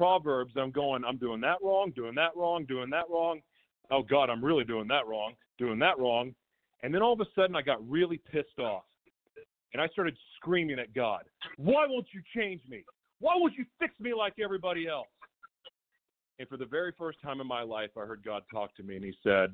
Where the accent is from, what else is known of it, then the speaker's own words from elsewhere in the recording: Oklahoma, United States; I grew up in Oklahoma